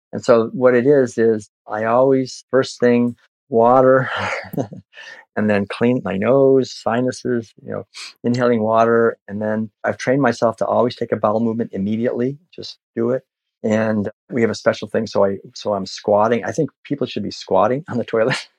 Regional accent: Concord, Massachusetts, United States; growing up in Concord, Massachusetts

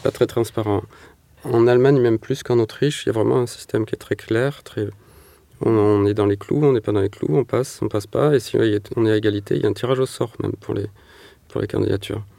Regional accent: Manosque, Provence-Alpes-Côte d'Azur, France; born or raised there; also born or lived in Marseille

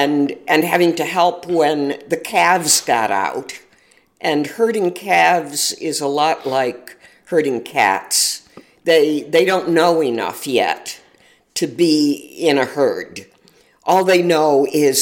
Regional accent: Syracuse, New York, United States; moved away as an adult; also born or lived in Auburn, New York / Capital District, New York; I was born in Syracuse, New York, and lived there off and on through most of my childhood.

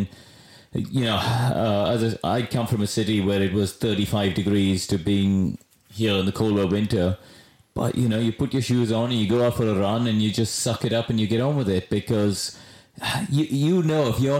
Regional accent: Chennai, Tamil Nadu, India; now in United Kingdom; I came from Madras, a city of 11 million people.

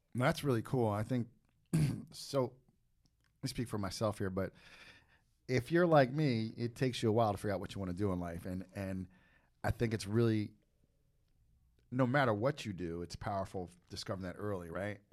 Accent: East Coast, United States; I'm from the East Coast

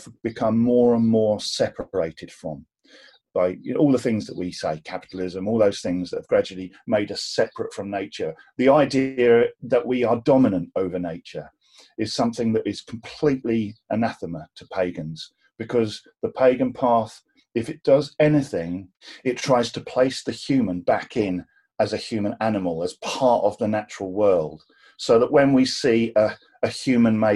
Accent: Cornwall, South West England, United Kingdom; I was born in Cornwall

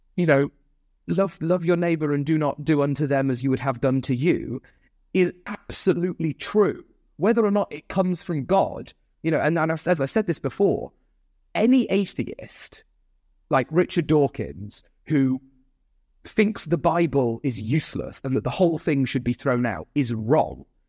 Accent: Nottingham, East Midlands, United Kingdom; the hometown of Nottingham.

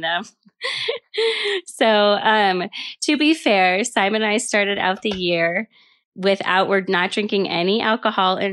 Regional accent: Elk Mountains, Aspen area, Basalt area, Colorado, United States; I grew up in the Elk Mountains in Aspen area, Basalt area.

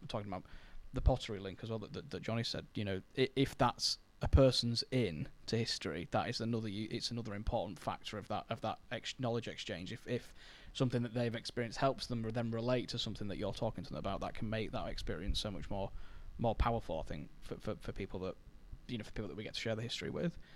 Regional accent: Scunthorpe, Yorkshire and the Humber, United Kingdom; I was born in Scunthorpe

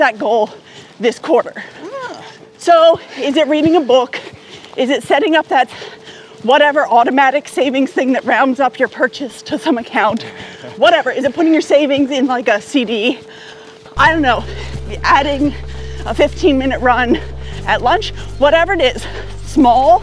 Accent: Eastern time zone of the U.S., Eastern United States, United States; now in Sydney, Australia; I was born in the Eastern time zone of the U.S.

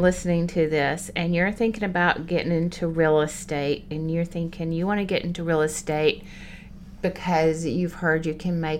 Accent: Bakersfield, California, United States; And so I just started telling people, I'm from the South. What part? I'm from Bakersfield.

